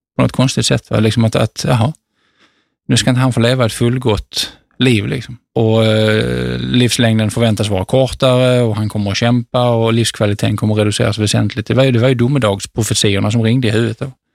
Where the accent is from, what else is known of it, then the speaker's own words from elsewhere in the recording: Sweden; also born or lived in Bangladesh; hemma i Sverige